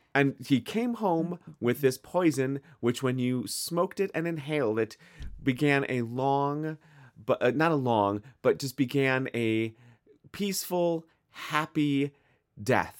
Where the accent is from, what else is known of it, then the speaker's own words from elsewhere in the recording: Midwest, United States; accent: Midwestern; I am from the Midwest